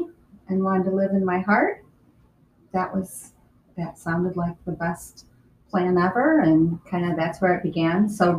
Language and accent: English; Rockford, Illinois, United States; now in Naperville, United States; So I was born in Central Illinois and grew up in Rockford, Illinois.